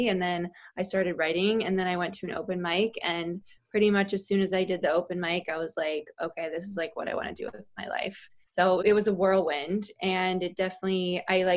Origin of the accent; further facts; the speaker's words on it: Connecticut, United States; moved away as an adult; also born or lived in Boston; now in New York City, United States; I am from Connecticut originally